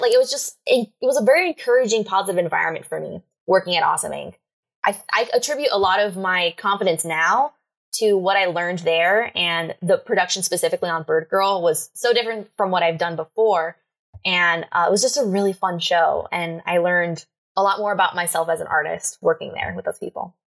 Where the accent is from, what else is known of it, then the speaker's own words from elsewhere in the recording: Miami, Florida, United States; moved away as an adult; now in Atlanta, United States; originally, I'm from Miami, Florida. Uh, lived there my whole life.